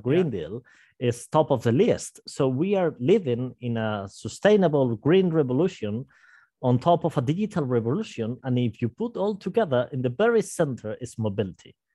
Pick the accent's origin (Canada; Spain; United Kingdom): Spain; Santander, Cantabria; moved away as an adult; now in Madrid, Spain; I was working in my hometown of Santander